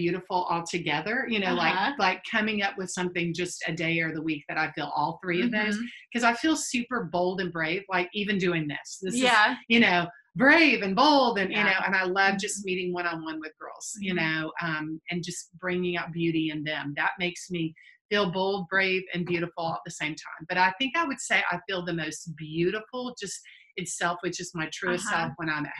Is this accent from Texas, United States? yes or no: no; Destin, Florida, United States; I grew up here in Destin, went away for a season and got to come back to my hometown